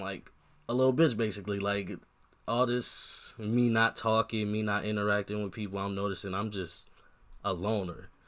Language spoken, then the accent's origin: English; Long Beach, California, United States; now in Iowa, United States; I'm from Long Beach